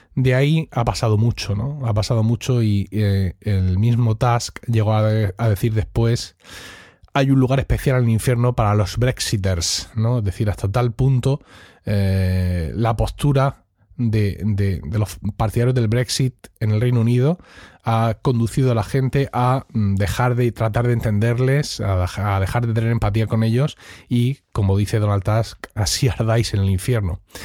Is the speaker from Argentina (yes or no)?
no; Spain; como buen español le tengo cierto recelo a los, británicos